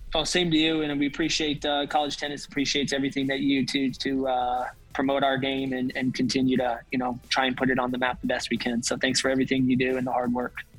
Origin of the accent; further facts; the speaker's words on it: outside of Atlanta, Georgia, United States; now in Auburn, United States; I grew up outside of Atlanta